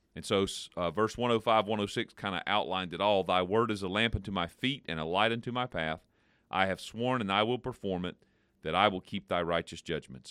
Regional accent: United States; we as particularly American Christians in this Western culture

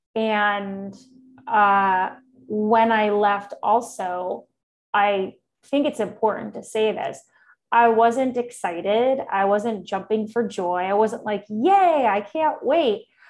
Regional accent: New York City, New York, United States; moved away as an adult; now in Austin, United States; I'm originally from New York City, and I've been uh, in Austin, Texas now for almost, oh my gosh, seven years now

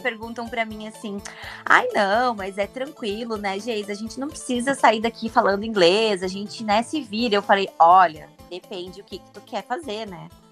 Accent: Brazil; A gente sim

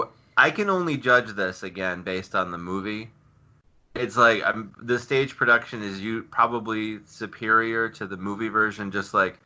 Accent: Cleveland, Ohio, United States; I grew up in Cleveland

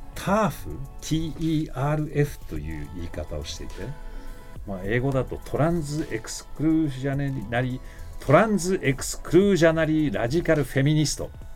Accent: United States; moved away; アメリカ人

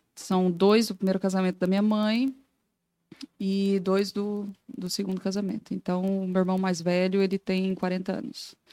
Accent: Goiânia, Goiás, Brazil; moved away as an adult; now in Joinville, Brazil; Sou natural de Goiânia, Goiás

